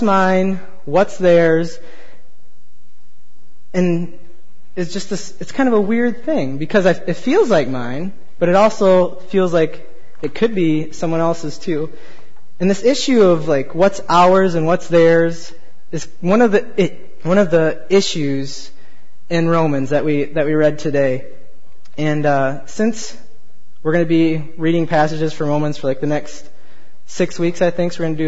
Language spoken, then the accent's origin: English; Michigan, United States; moved away; I'm from Michigan, we went back to visit my folks for a couple weeks